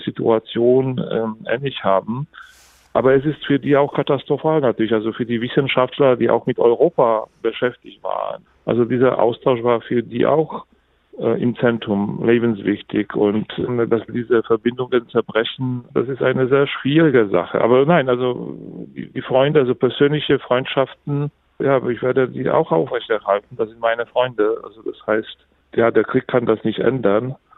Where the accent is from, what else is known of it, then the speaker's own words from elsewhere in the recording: Poland; ich fand das als Pole